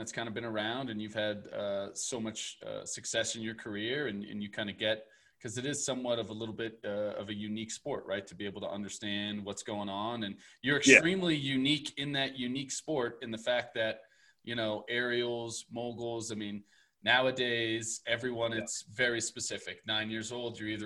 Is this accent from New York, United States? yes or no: yes; New York, United States; moved away; I'm originally from New York